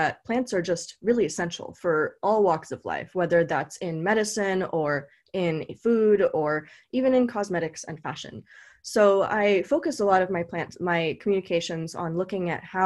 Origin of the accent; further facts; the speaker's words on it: California, United States; I was born in California and I went to UC Davis.